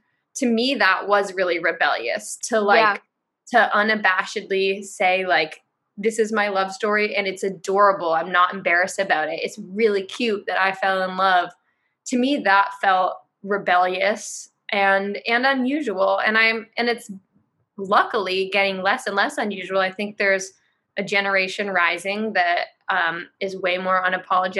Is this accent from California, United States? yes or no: yes; Marin County, California, United States; also born or lived in San Francisco Bay Area; I grew up in Marin County, which is a super liberal place.